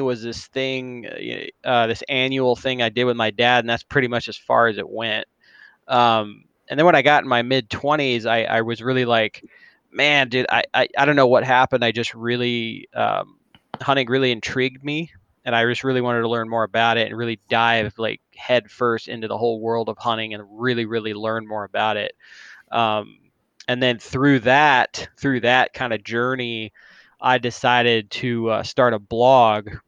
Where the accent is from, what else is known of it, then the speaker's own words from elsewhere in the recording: Arizona, United States; I've lived in Arizona since I was 8. So got here at an early age